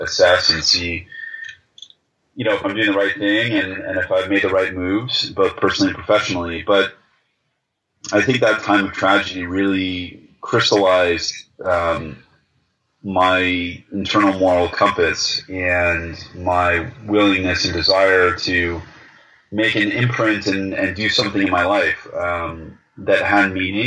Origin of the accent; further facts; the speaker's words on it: United States; moved away; as an American.